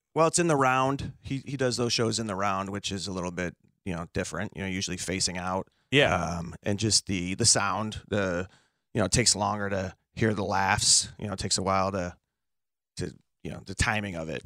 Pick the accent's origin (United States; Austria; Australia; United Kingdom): United States; Chicago, Illinois; I grew up on the South Side, taking the Dan.